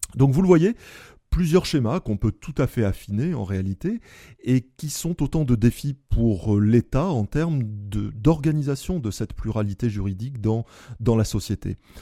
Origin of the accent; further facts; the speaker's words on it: Bordeaux, Nouvelle-Aquitaine, France; je suis bordelais, l'ancien doyen de la faculté de droit de Bordeaux